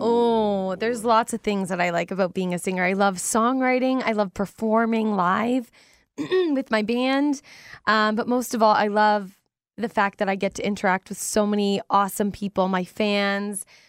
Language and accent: English; London, Ontario, Canada; also born or lived in Chippewas of the Thames First Nation; being in my hometown